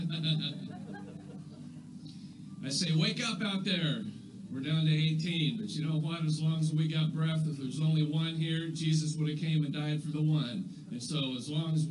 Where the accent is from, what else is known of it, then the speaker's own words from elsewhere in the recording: United States; I'm an American. And we like stuff in America